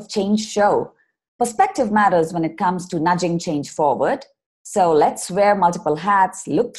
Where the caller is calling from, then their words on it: Bangalore, Karnataka, India; your host of the show, and I'm dialing in from Bangalore in India.